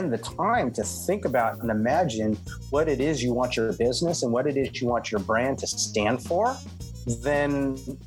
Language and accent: English; Oakland, California, United States; I'm from Oakland, California, which is right next to the Pixar studios